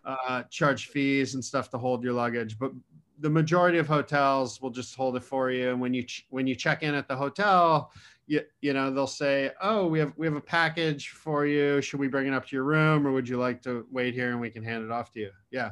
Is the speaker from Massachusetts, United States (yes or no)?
yes; Western Massachusetts, United States; I was born and raised in Massachusetts